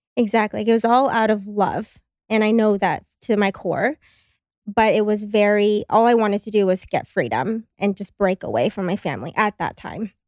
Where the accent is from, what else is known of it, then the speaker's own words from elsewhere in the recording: Los Angeles, California, United States; moved away as an adult; now in Austin, United States; I grew up in Los Angeles